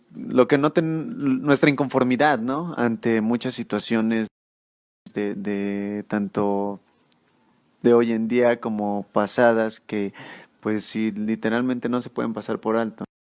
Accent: Mexico City, Mexico; yo soy de acá, de la Ciudad de México

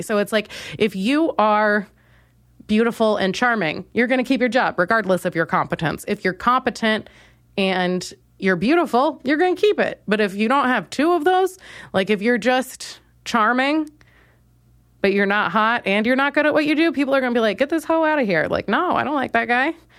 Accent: Minnesota, United States; now in Chicago, United States; I'm from Minnesota, so I've been around white people all my life

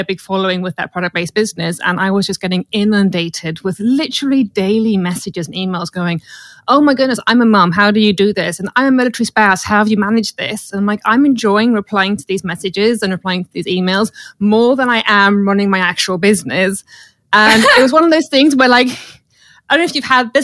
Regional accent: South Africa; now in United Kingdom; as I was a military child growing up in South Africa

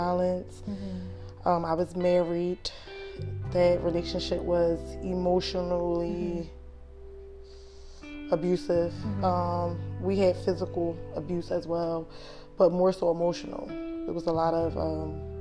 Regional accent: Philadelphia, Pennsylvania, United States; I grew up in Philadelphia, Southwest Philadelphia.

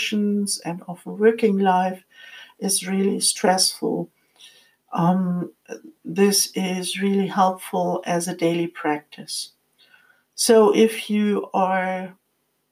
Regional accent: Frankfurt, Hesse, Germany; moved away; I was living close to my hometown, Frankfurt, at that time

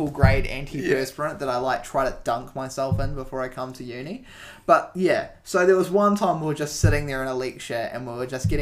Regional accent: Nelson, New Zealand; moved away; I came from Nelson, where, you know, very small town, nothing

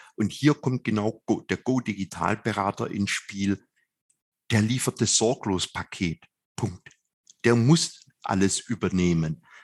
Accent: Swabia, Germany; als Schwabe

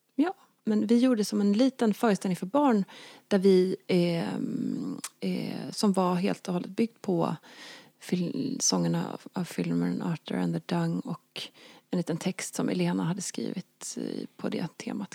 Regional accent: Småland, Sweden; när jag var liten växte jag upp på landet i Småland

